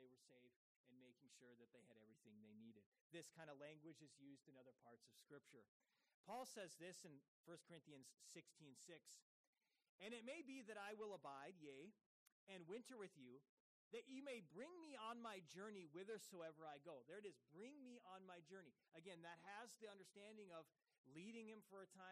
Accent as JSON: {"language": "English", "country": "United States", "said": "As an American, I have had this same practice here"}